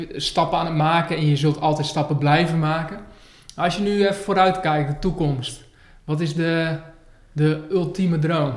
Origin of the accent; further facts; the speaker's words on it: Northerners, northern Netherlands, Netherlands; We zitten hier in het mooie Groningen in Noorden. Ja, dat vinden we als Noorderlingen